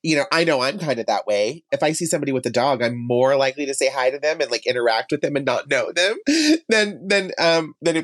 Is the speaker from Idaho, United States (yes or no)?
yes; Emmett, Idaho, United States; I am from Emmett.